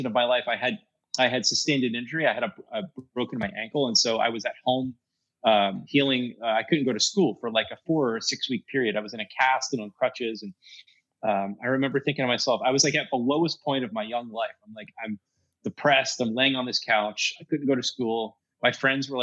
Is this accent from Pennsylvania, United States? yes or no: yes; Pennsylvania, United States; we're from Pennsylvania.